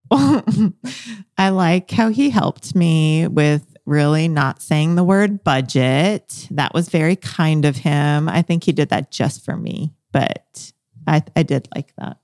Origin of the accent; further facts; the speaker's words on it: Bolivia; moved away; I'm from Bolivia. I was born in Bolivia, um, and that's how, where I raised my first half of life